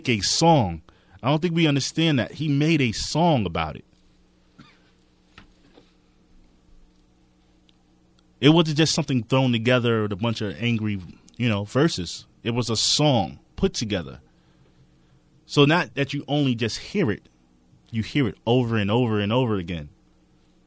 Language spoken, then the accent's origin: English; New York City, New York, United States; I'm from Queens